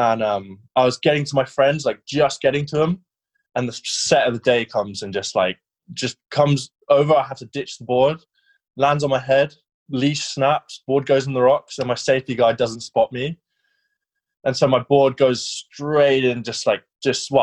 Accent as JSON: {"language": "English", "town": "Sidmouth", "region": "South West England", "country": "United Kingdom", "tie": "born or raised there", "moved": "yes", "said": "I grew up in Sidmouth, and before that we had a lot of childhood issues, like going around the world, my parents and all that kind of stuff. But we ended up in Sidmouth"}